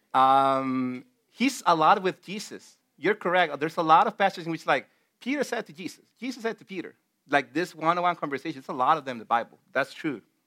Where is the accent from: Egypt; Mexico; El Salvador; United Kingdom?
El Salvador; moved away; back in my home country in El Salvador